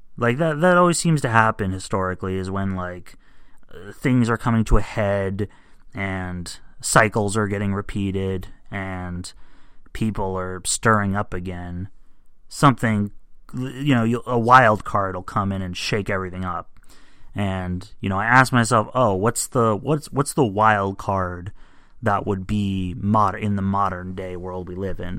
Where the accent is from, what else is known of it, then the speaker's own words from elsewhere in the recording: United States; as an American